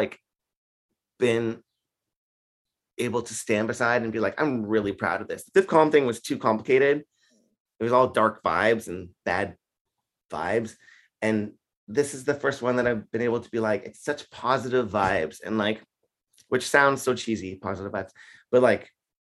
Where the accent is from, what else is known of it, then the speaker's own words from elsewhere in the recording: Canada; I'm from Canada